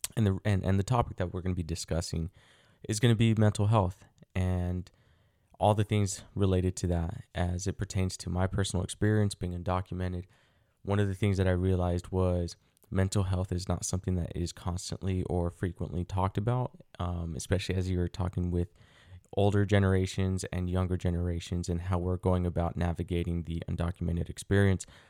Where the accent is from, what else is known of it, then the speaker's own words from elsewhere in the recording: United States; also born or lived in Mexico; I was brought over to the United States when I was an inf, an infant. I was around six months old, give or take